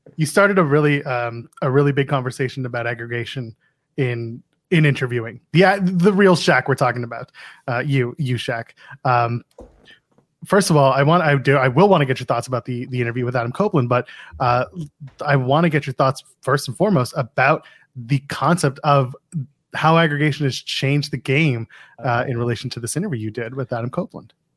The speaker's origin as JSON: {"language": "English", "country": "Canada", "said": "I am a Canadian"}